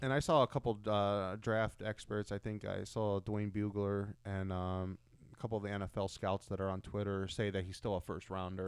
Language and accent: English; Ohio, United States; we're from Ohio